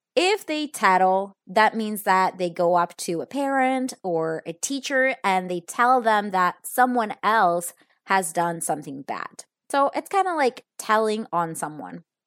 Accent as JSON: {"language": "English", "country": "Italy", "tie": "born or raised there", "moved": "yes", "lives_now": "Spain", "said": "I am actually in my childhood bedroom because I am in Italy. If you don't know this yet, I am actually from Italy, so my family lives here"}